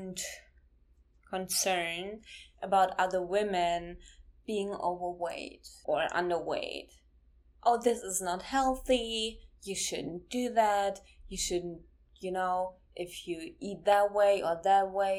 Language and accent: English; Germany; I'm from Germany and I grew up in Germany